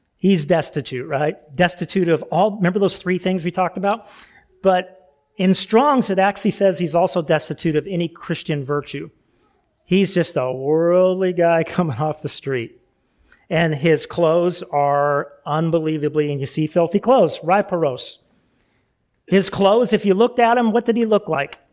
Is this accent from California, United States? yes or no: yes; California, United States; moved away; I grew up in California